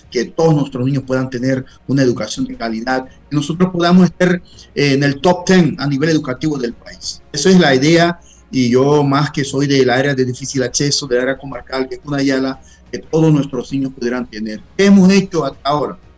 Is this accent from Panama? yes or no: yes; Guna Yala, Panama; yo soy de Cunayala